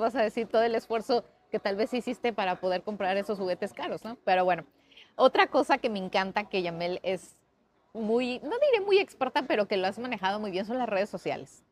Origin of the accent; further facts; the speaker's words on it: Mexico; como decimos en México.